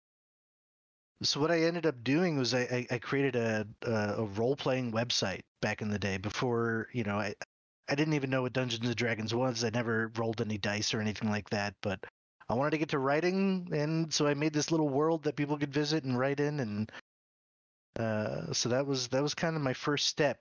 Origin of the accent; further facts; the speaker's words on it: Pocono Mountains, Eastern Pennsylvania, United States; moved away as an adult; now in Arizona, United States; I grew up in Pennsylvania, Eastern Pennsylvania, in the Pocono Mountains.